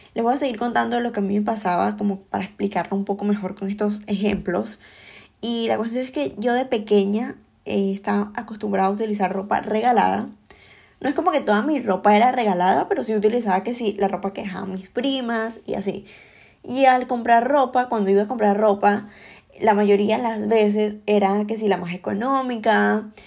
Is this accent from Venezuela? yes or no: yes; Venezuela; moved away as an adult; yo emigré em, de Venezuela